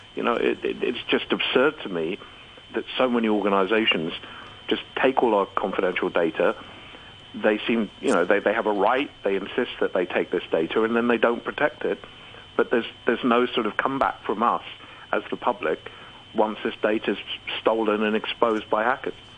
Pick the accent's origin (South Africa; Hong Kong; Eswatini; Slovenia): Hong Kong; I'm a citizen of Hong Kong. I was born in Hong Kong. I I live in Hong Kong